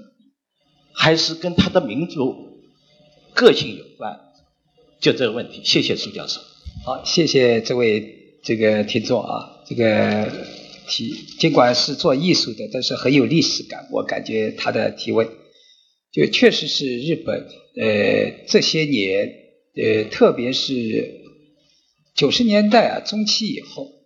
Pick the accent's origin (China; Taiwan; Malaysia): China; 我们中国人也在担心，会不会有擦枪走火